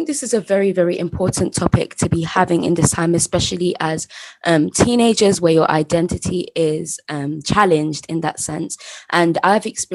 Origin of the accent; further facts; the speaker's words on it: England, United Kingdom; in this country, England, but my family is from Sierra Leone.